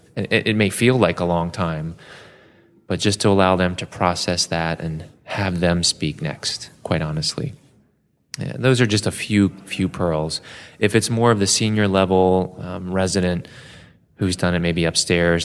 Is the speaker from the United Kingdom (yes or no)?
no; Baltimore, Maryland, United States; I was born in Baltimore at a little community hospital just down the road from where I currently practice at the University of Maryland. And for the first few years of my life, grew up in the city.